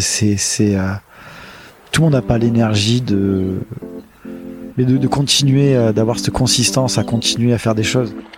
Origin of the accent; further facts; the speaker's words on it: Marseille, Provence-Alpes-Côte d'Azur, France; also born or lived in Paris / Nantes / Berlin; je suis né euh, à Marseille euh, et j'ai grandi à Marseille jusqu'à mes 18 ans